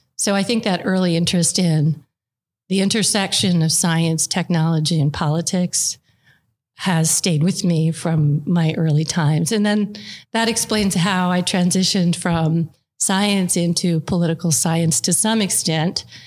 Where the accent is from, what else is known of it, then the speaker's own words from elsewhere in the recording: Calgary, Alberta, Canada; now in United States; I actually grew up in Calgary